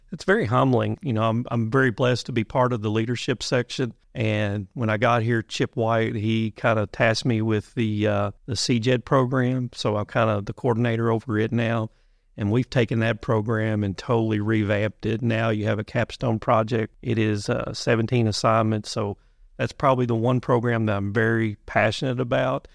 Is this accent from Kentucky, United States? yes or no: yes; Muhlenberg County, Western Kentucky, United States; moved away; also born or lived in Berea, Kentucky; I'm originally from Muhlenberg County out in Western Kentucky